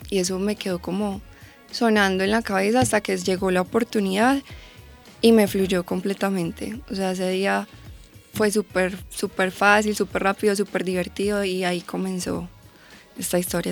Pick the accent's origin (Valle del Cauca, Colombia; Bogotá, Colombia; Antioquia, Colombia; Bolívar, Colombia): Antioquia, Colombia; Medellín; yo soy de Medellín